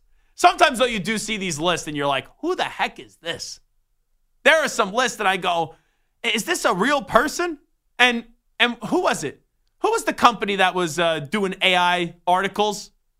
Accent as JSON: {"language": "English", "town": "St. Louis", "region": "Missouri", "country": "United States", "said": "Full disclosure, I'm from St. Louis."}